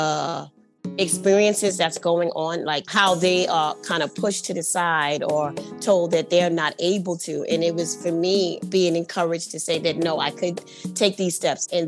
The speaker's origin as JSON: {"language": "English", "town": "New York City", "region": "New York", "country": "United States", "tie": "born or raised there", "said": "I grew up in Spanish Harlem"}